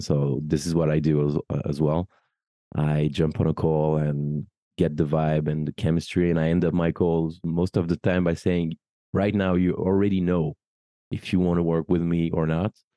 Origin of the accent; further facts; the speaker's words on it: Paris, Île-de-France, France; also born or lived in United Kingdom; I'm French. I'm, I'm born and raised in Paris